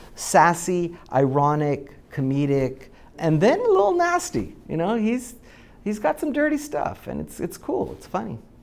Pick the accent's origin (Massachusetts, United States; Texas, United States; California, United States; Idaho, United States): Texas, United States; Laredo; moved away; I grew up in Laredo, Texas, along the border